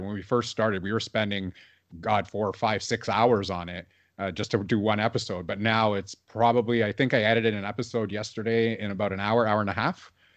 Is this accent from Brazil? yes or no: no; Toronto, Ontario, Canada; growing up in Toronto